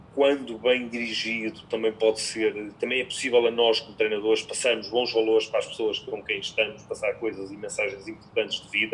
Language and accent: Portuguese; Portugal; also born or lived in Ukraine / France / Spain; sou um conjunto muito reduzido de treinadores portugueses